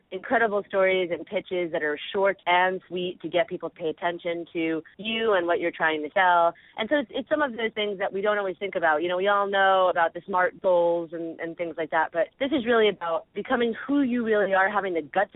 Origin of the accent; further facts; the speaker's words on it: New York, United States; now in California, United States; I'm originally from New York, but now I live in California